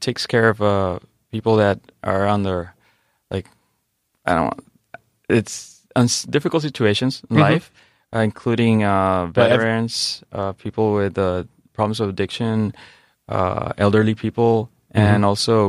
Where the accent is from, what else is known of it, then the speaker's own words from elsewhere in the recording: Tijuana, Baja California, Mexico; moved away; born and raised in Tijuana.